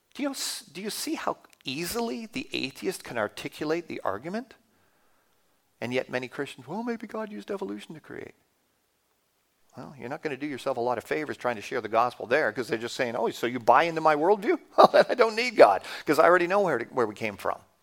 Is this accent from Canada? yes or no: yes; Canada; as a Canadian, you don't think you have an accent